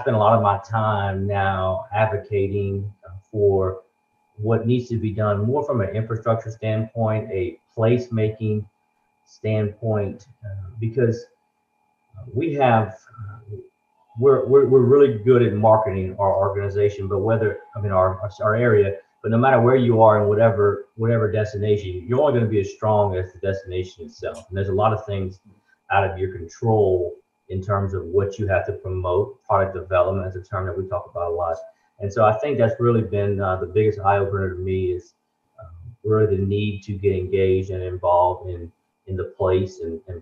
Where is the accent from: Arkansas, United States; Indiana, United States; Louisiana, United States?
Louisiana, United States; Lafayette; I'm from Lafayette originally